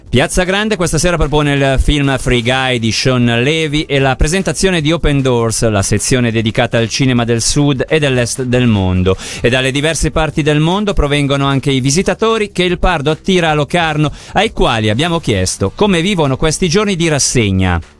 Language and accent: Italian; Peru; Italian is a second language; now in Ticino, Switzerland; Io sono dal Perù, da adesso anche sono qui in Tisin.